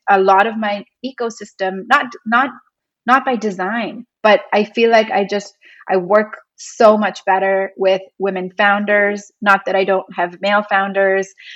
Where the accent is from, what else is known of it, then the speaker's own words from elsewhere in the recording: India; also born or lived in New York, United States; now in Los Angeles, United States; work in my home country and start an agency